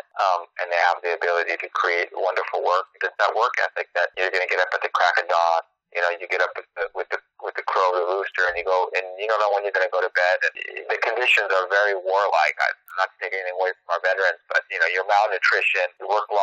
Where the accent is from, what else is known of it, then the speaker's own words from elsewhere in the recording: Imperial Valley, California, United States; I was born in crap as well. I mean, in Imperial Valley, which I'm very familiar with growing up in an agricultural area.